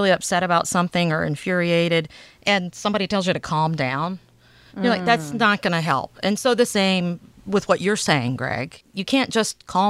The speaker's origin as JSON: {"language": "English", "region": "the South", "country": "United States", "moved": "yes", "said": "I have not always lived in the same place, and I ain't from around here. I'm originally from the South."}